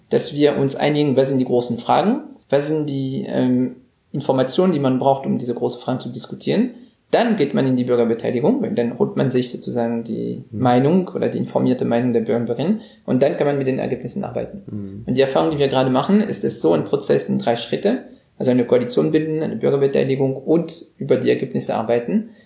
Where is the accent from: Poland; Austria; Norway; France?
France; moved away as an adult; now in Germany; als Franzose, der seit 15 Jahren in Deutschland lebt